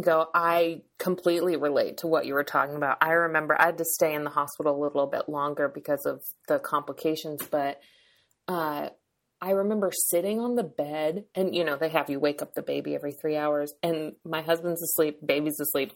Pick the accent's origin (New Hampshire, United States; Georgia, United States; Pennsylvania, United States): New Hampshire, United States; now in California, United States; I live in California, but I'm from New Hampshire